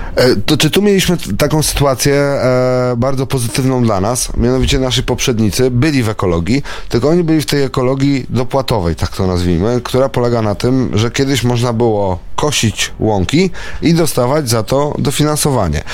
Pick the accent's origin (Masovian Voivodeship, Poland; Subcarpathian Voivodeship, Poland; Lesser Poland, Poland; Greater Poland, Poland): Masovian Voivodeship, Poland; Warsaw; moved away as an adult; now in Tomaszyn, Poland; Ja jestem z urodzenia warszawiakiem, wychowanym w Warszawie